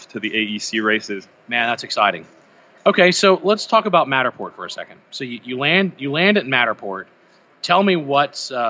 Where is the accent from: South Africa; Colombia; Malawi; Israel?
Israel; moved away as an adult; now in Bay Area, United States; Sure, I'm from Israel.